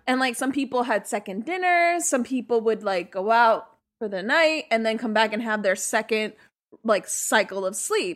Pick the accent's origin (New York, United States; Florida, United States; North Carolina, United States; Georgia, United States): New York, United States; New York City; I grew up in Sunset Park